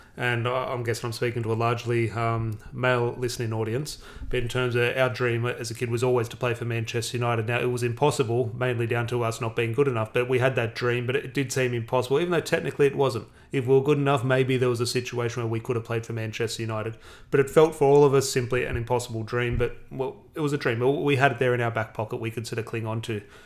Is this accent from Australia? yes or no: yes; Australia; I'm Australian.